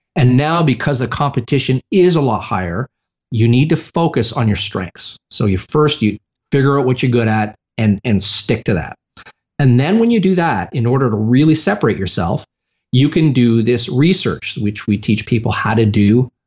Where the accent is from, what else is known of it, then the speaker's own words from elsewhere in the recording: Canada; now in United States; I'm originally from Canada